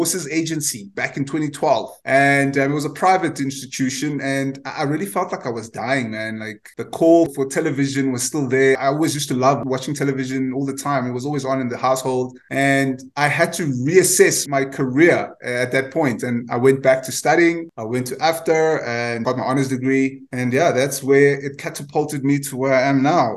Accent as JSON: {"language": "English", "town": "Cape Town", "region": "Western Cape", "country": "South Africa", "tie": "born or raised there", "said": "I grew up in Guguletu back, obviously, in the late 80s to the 90s"}